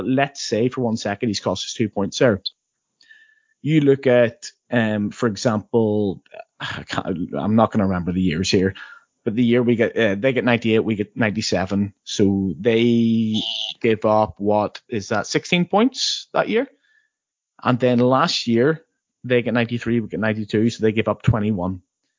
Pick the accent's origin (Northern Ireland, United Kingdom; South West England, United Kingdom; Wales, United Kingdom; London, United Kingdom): Northern Ireland, United Kingdom; I had to learn this as a maths teacher in England, but I'm from Northern Ireland.